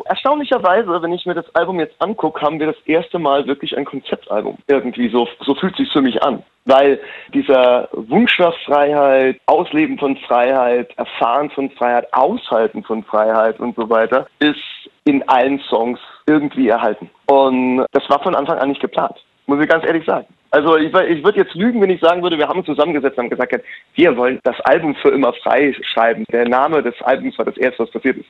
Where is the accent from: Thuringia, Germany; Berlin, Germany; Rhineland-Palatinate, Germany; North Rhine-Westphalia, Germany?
Rhineland-Palatinate, Germany; als in der Pfalz geboren und in der Pfalz aufgewachsen